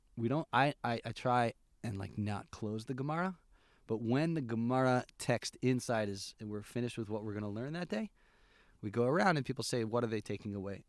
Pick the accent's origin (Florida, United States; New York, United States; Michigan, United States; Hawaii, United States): New York, United States; Albany; moved away as an adult; now in Efrat, Israel; I grew up in Albany, New York